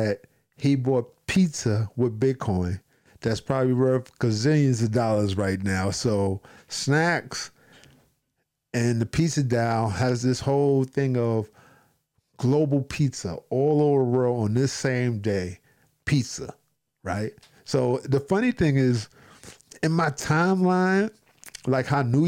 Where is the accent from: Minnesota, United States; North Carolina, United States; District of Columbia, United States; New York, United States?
New York, United States; New York City; me being from New York City